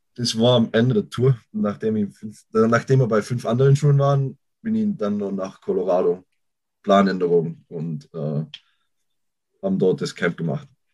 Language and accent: German; Innsbruck, Tyrol, Austria; moved away as an adult; now in United States; Ich komme aus Tirol, Raum Innsbruck